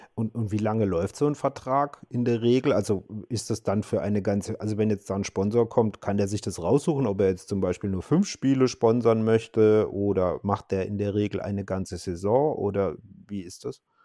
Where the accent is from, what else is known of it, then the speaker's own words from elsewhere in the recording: Karlsruhe, Baden-Württemberg, Germany; Ich bin gebürtiger Karlsruhe